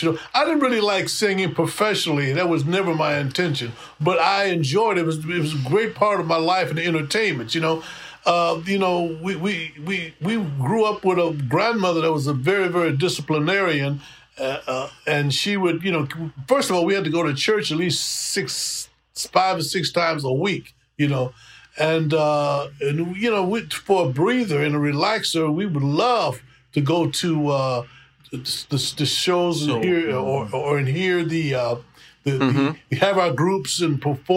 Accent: Detroit, Michigan, United States; growing up in Detroit, it was a big music city anyway

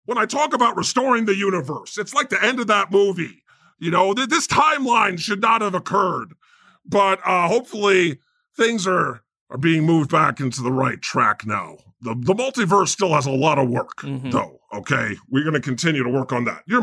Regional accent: Scranton, Pennsylvania, United States; You don't know what the fuck I've been through. I'm from Scranton.

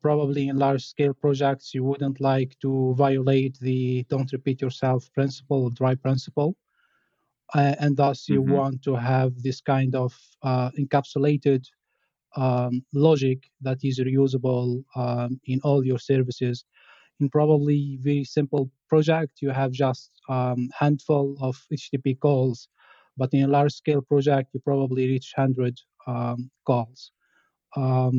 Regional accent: Tunisia; now in France; I'm from Tunisia. I'm working as a software engineer at Hilti Group in France.

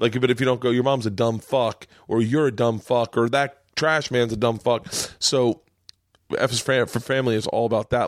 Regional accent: Tampa, Florida, United States; moved away; also born or lived in New York; I grew up in Tampa

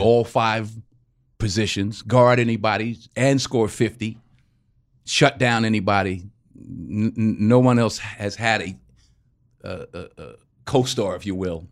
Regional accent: Mount Vernon, New York, United States; moved away as an adult; now in Los Angeles, United States; I grew up in Mount Vernon, so I grew up in a great basketball town

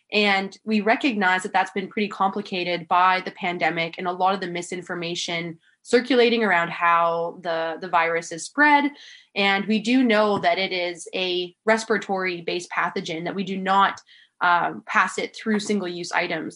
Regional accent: Manitoulin Island, Northern Ontario, Canada; now in Tofino, Canada; I actually moved away from Tofino when I was four years old to an island called Manitoulin

